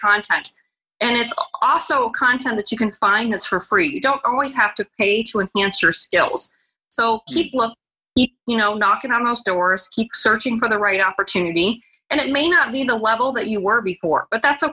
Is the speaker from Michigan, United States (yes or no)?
no; Arizona, United States; moved away as an adult; also born or lived in Illinois; I was born and raised in Arizona